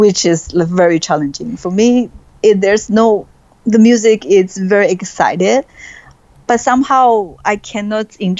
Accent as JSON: {"language": "English", "country": "China", "moved": "as an adult", "said": "I came out from China."}